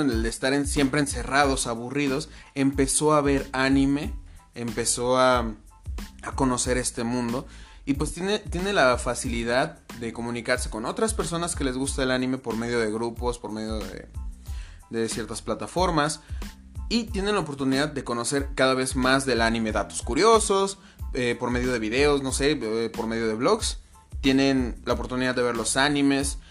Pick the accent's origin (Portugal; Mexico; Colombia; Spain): Mexico; Yo vivo en México, fui criado en México